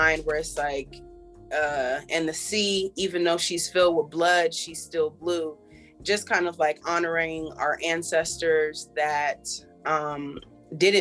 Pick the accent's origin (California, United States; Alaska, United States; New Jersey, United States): California, United States; Los Angeles; also born or lived in Philadelphia / Joshua Tree, California; now in Philadelphia / Joshua Tree, United States; I'm definitely from Los Angeles, California